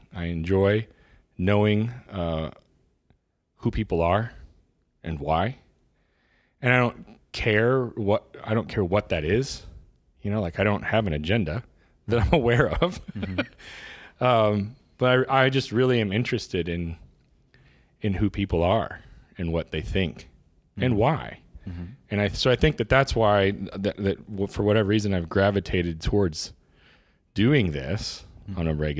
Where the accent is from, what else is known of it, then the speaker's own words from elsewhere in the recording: Illinois, United States; I'm a Midwest guy. I grew up in Central Illinois amidst a bunch of cornfields.